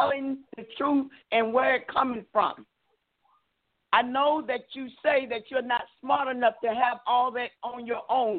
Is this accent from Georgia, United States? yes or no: yes; Albany, Georgia, United States; I'm from Albany, Georgia